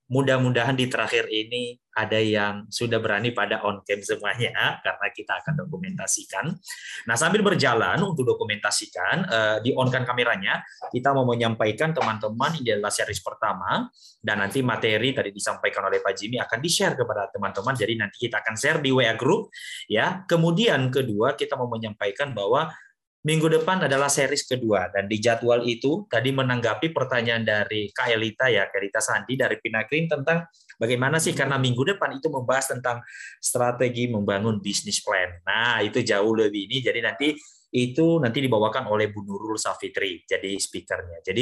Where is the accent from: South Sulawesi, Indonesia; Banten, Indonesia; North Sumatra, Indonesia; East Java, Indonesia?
East Java, Indonesia; Trenggalek; Asli. Uh, saya dari Trenggalek pak.